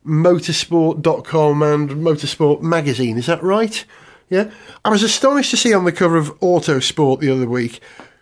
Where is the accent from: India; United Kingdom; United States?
United Kingdom; London; as a Londoner